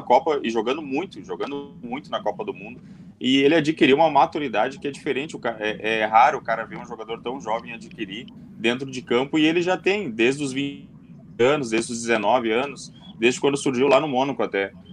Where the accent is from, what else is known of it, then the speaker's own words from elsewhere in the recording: Brazil; a gente é brasileiro